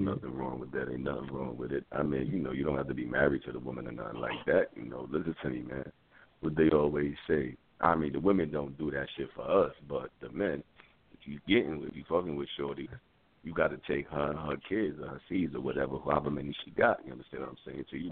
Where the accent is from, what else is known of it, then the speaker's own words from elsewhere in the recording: New York City, New York, United States; moved away; I'm born and raised in the South Bronx